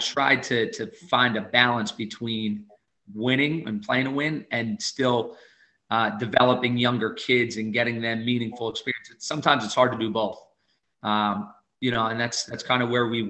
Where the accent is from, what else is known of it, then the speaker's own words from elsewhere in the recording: Jersey Shore, New Jersey, United States; I grew up in the Shore Conference. I played boys basketball in the Shore Conference